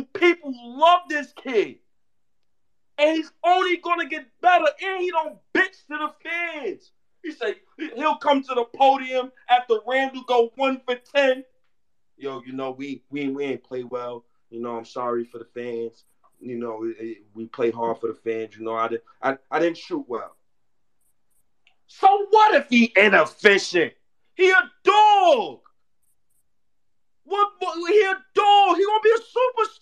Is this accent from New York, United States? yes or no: yes; New York City, New York, United States; I'm from Harlem